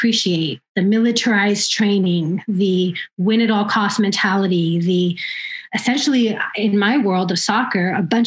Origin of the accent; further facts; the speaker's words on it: Oakland, California, United States; I was born and raised here in Oakland